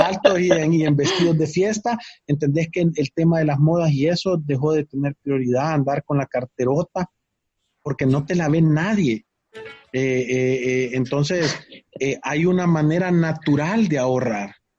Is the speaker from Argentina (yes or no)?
no; El Salvador; como salvadoreños